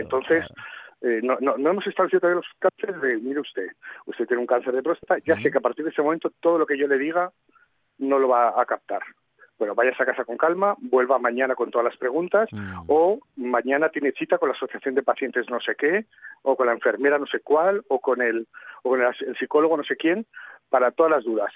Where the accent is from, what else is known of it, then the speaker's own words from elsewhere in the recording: Madrid, Community of Madrid, Spain; yo que soy de Madrid